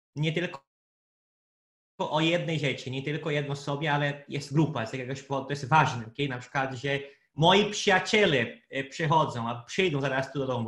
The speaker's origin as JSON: {"language": "Polish", "country": "Brazil", "second_language": "Polish", "moved": "yes", "said": "Brazylijczykiem z Brazylii"}